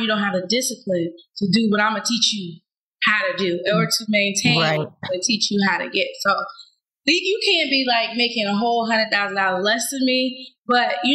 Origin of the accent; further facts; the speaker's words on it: Ohio, United States; now in Atlanta, United States; I'm from Ohio